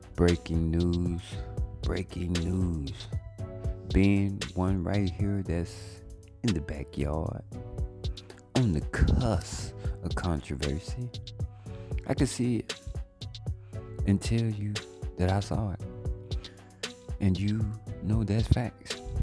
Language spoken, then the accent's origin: English; Monroe, Louisiana, United States; moved away as an adult; now in Dallas, United States; my hometown, of Monroe, Louisiana